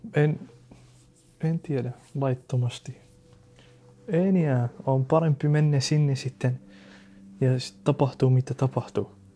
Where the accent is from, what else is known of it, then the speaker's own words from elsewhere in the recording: Syria; Finnish is a second language; now in Finland; mä olen syyrialainen